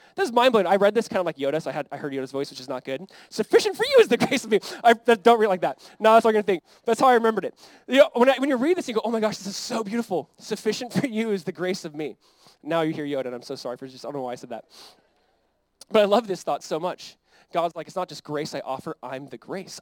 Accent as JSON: {"language": "English", "country": "United States", "said": "as like American Christians"}